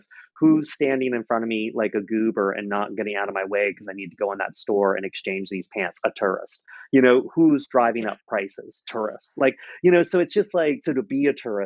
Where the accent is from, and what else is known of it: Charleston, South Carolina, United States; born or raised there